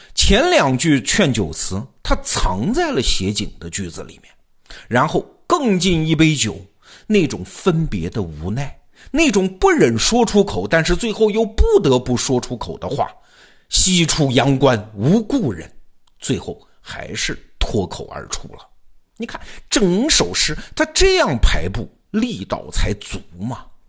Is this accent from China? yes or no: yes; southern China, China; 我们这些南方同学看见了就笑话他们